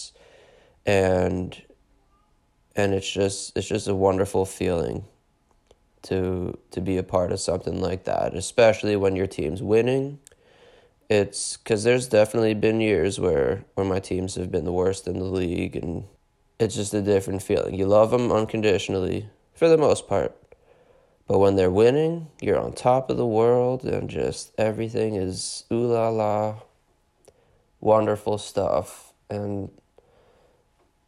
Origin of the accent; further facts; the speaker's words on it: Pittsburgh, Pennsylvania, United States; moved away; also born or lived in Philadelphia; I'm from Pittsburgh.